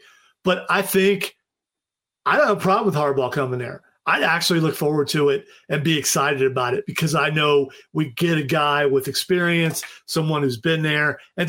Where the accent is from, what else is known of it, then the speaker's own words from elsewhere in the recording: Ohio, United States; I'm Ohio State Buckeye guy. I was born in Ohio.